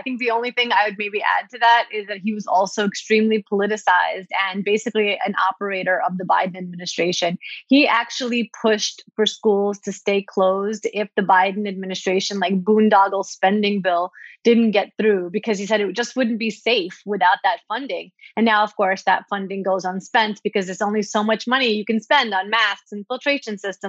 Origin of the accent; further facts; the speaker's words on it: Brooklyn, New York, United States; I think about all the people that I grew up with in Brooklyn